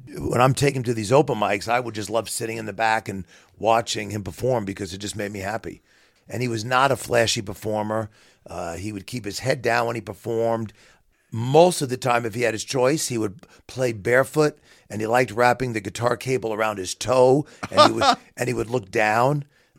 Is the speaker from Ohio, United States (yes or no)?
no; Queens, New York, United States; So I'm a New Yorker through and through, but I love the Midwest. I love where I live now.